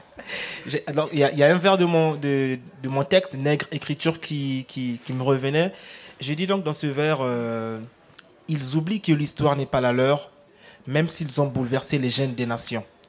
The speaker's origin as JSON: {"language": "French", "country": "Republic of the Congo", "first_language": "Lari", "second_language": "French", "said": "ma langue maternelle, le, Congo, le Lari"}